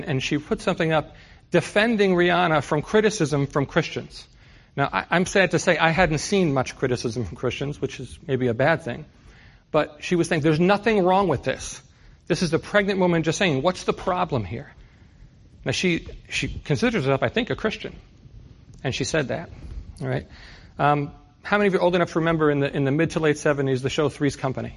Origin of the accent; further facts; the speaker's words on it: New York City, New York, United States; moved away; I grew up in New York City